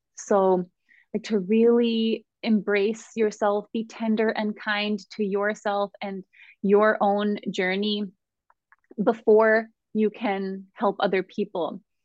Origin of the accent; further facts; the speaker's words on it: Southern California, United States; I grew up in Southern California as a highly sensitive little girl